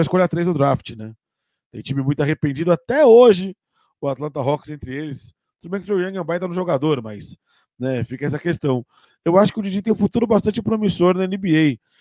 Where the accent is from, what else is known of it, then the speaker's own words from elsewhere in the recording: Brazil; a gente é muito imediatista enquanto brasileiro